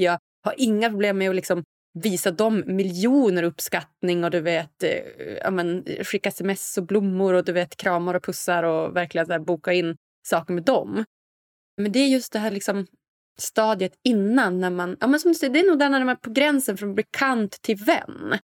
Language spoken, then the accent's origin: Swedish; Umeå, Västerbotten County, Sweden; moved away; also born or lived in Stockholm; där jag kommer från, lilla Umeå